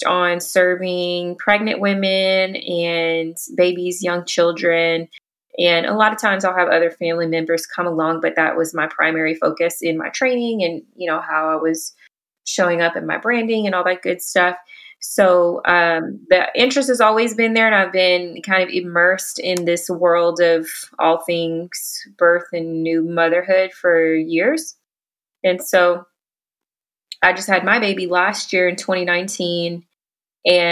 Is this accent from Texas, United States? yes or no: yes; Houston, Texas, United States; moved away as an adult; also born or lived in Dallas-Fort Worth Metroplex; now in Dallas-Fort Worth, United States; I'm from Houston originally and have been in the DFW Metroplex for almost 2 years